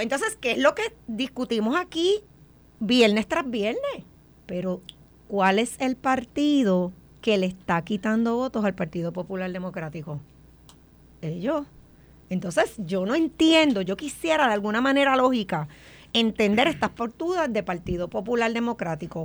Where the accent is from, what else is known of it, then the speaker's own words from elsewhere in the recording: Puerto Rico; nosotros aquí como puertorriqueños no acabamos de entender que Puerto Rico ha perdido mucha población